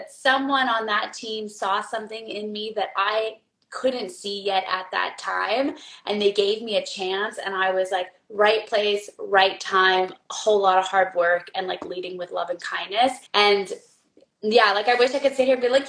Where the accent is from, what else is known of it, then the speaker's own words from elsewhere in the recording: Canada; Being a Canadian